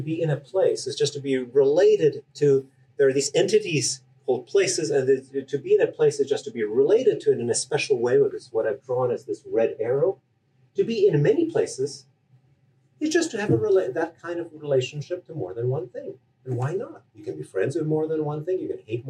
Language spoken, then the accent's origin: English; Canada; I'm Canadian